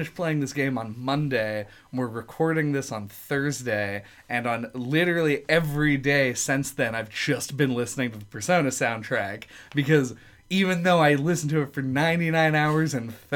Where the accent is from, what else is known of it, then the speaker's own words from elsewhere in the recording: United States; I'm an American